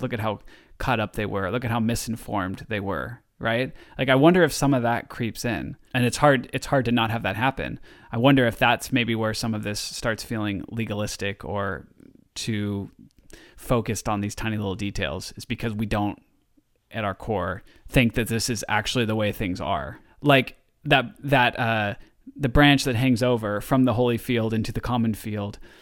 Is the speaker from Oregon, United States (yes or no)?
yes; Oregon, United States; also born or lived in Southern California; I'm from Oregon